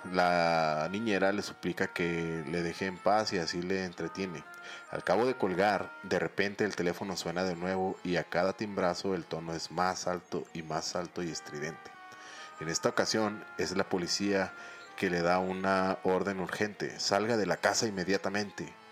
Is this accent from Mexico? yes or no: yes; Chihuahua, Mexico; Sí, mioquenses. Pues, no, vez. somos chihuahuenses.